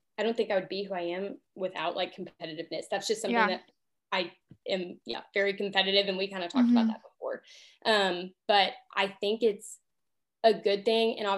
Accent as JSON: {"language": "English", "town": "Oklahoma City", "region": "Oklahoma", "country": "United States", "also_born_or_lived": "Kansas", "moved": "as an adult", "said": "I'm from Oklahoma City. Grew up just playing sports, family, things like that."}